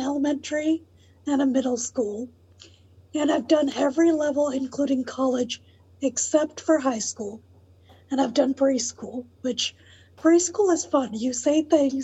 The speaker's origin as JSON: {"language": "English", "town": "Atlanta", "region": "Georgia", "country": "United States", "tie": "born or raised there", "also_born_or_lived": "New York", "said": "I was born there and then we moved to Atlanta when I was one. So I claim Atlanta, not New York."}